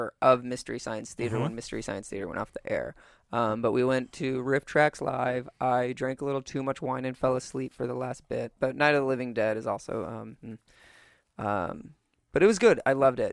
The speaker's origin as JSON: {"language": "English", "region": "Midwest", "country": "United States", "tie": "born or raised there", "said": "I grew up in the Midwest"}